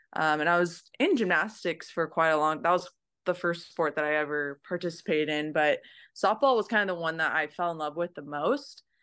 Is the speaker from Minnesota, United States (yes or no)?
no; Merced, California, United States; moved away as an adult; now in Tokyo, Japan; I'm from Merced, California.